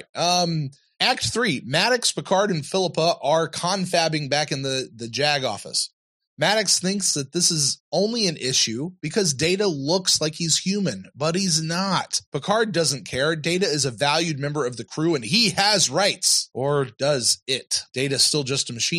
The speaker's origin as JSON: {"language": "English", "region": "the South", "country": "United States", "said": "I'm from the South down here"}